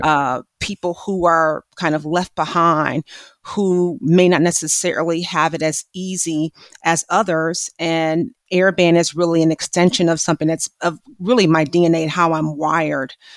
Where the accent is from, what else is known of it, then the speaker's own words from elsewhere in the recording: Milwaukee, Wisconsin, United States; my hometown of Milwaukee, Wisconsin